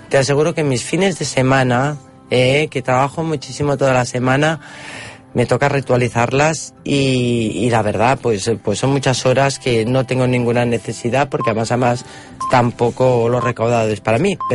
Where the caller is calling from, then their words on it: Barcelona, Catalonia, Spain; de Barcelona.